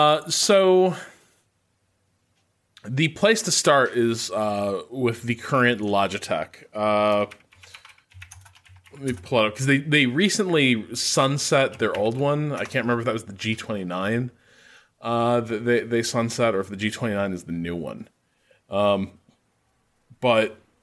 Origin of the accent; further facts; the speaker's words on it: Dallas, Texas, United States; I'm from Dallas, Texas, and I find odd hours of race times fit my schedule.